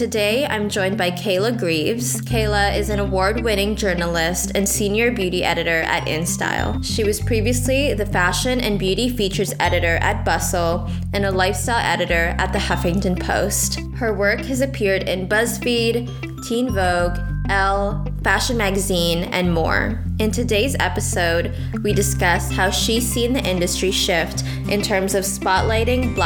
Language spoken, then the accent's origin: English; Vancouver, British Columbia, Canada; now in Toronto, Canada; So I'm from Vancouver, but I moved to Toronto